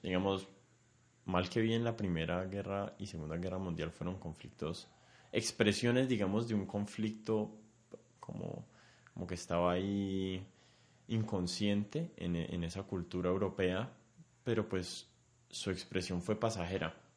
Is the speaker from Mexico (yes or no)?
no; Colombia; somos colombianos